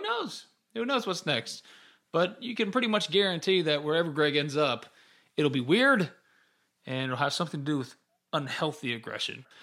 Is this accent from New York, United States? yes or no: no; New Albany, Mississippi, United States; I'm from New Albany